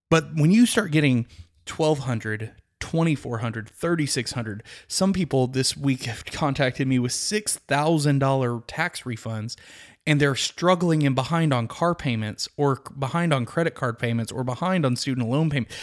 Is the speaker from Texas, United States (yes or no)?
yes; Midland, Texas, United States; I grew up in Midland, Texas, which is about, uh, five hours west of the Dallas-Fort Worth area